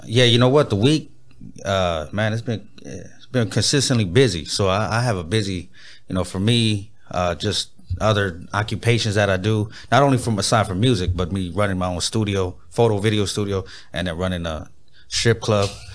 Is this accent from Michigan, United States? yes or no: no; Pomona, California, United States; now in Inland Empire, United States; I was born in Pomona